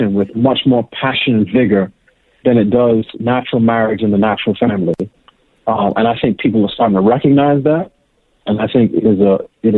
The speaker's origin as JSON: {"language": "English", "town": "New York City", "region": "New York", "country": "United States", "tie": "born or raised there", "also_born_or_lived": "Pittsburgh", "moved": "yes", "said": "I grew up in New York City. I actually went to college in Pittsburgh."}